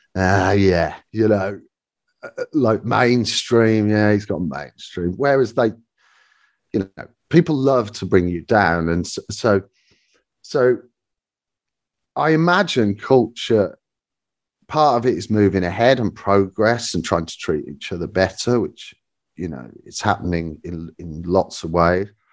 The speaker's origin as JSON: {"language": "English", "town": "Birmingham", "region": "West Midlands", "country": "United Kingdom", "tie": "born or raised there", "said": "growing up in Birmingham at The Mermaid"}